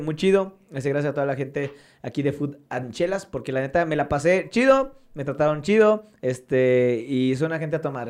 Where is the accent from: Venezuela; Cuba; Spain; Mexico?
Mexico; Ciudad Juárez, Chihuahua; also born or lived in Mexico City; Yo vivía, me crecí en Morelos 1, 2, 3, 4, 5, allá en Las Torres. O sea, ahí me crié yo